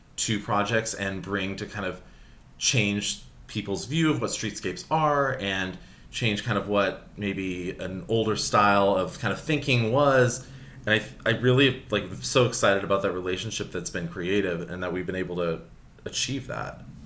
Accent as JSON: {"language": "English", "town": "Los Angeles", "region": "California", "country": "United States", "tie": "born or raised there", "said": "I grew up in Sherman Oaks, another San Fernando Valley, another hot neighborhood in the valley"}